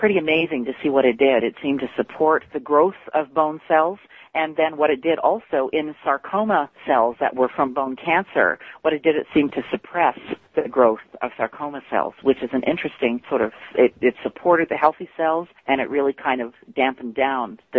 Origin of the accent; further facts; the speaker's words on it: Canada; I'm actually Canadian